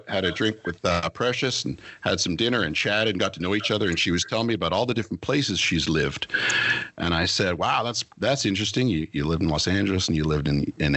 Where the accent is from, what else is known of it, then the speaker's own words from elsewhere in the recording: Toronto, Ontario, Canada; moved away as an adult; now in Costa Rica; my wife is South African. And I've been a Canadian guy from Ontario my whole life